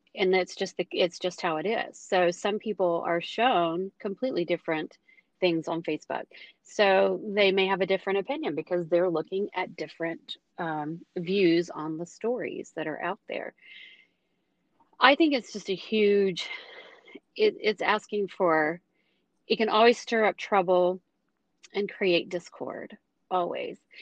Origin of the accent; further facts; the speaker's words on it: United States; as an American